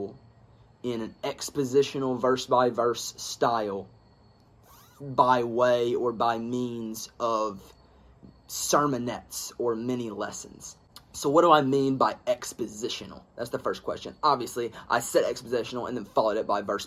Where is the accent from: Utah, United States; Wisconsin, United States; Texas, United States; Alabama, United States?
Alabama, United States; I am from Alabama